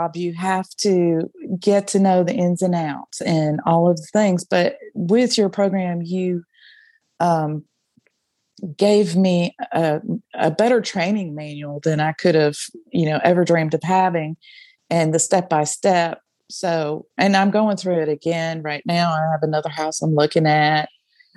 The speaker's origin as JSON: {"language": "English", "town": "Jackson", "region": "Tennessee", "country": "United States", "said": "I'm from Jackson, Tennessee"}